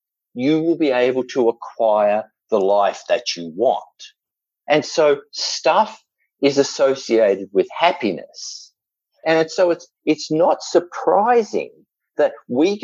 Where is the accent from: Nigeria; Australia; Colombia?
Australia; accent: Australian; there's an element of being Australian that you can kind of get away with things. And the truth also is, with this accent